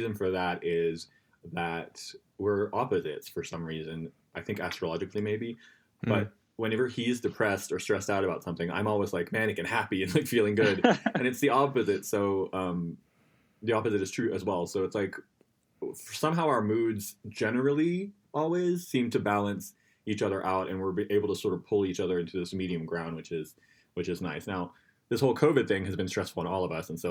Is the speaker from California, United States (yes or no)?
no; Florida, United States; now in New York, United States; we're from Florida and we hold on to our roots